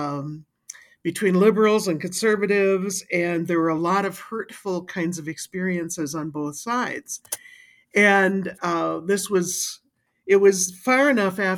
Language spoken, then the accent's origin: English; Wisconsin, United States; accent: Wisconsin; now in St. Paul, United States; I live in St. Paul, and I originally grew up in Wisconsin, but I moved here in 1979